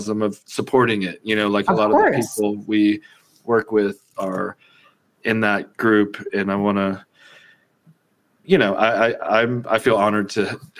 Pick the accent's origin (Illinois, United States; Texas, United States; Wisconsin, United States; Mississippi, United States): Texas, United States; moved away as an adult; also born or lived in San Antonio, Texas; now in Colorado, United States; I'm from Texas. I lived in San Antonio